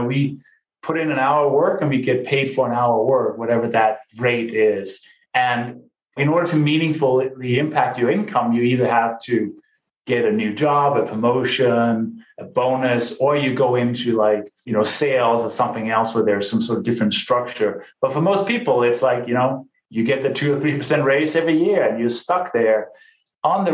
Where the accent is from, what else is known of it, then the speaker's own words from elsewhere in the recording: Denmark; moved away as an adult; also born or lived in London, England; now in United States; I came from Denmark. That's where I grew up.